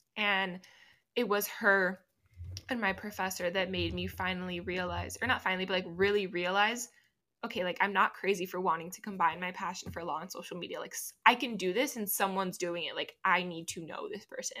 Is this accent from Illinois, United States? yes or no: no; Miami, Florida, United States; first language Spanish; English is a second language; moved away as an adult; now in Knoxville, United States; I'm from Miami, Florida.